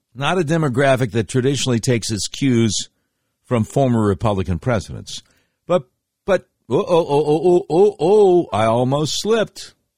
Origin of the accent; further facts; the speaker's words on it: Charlotte, North Carolina, United States; growing up in Charlotte, North Carolina